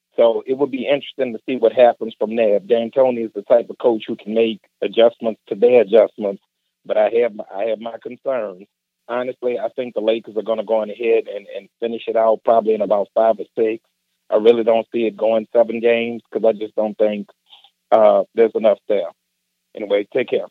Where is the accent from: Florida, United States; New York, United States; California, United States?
California, United States; Northern; I grew up in Northern California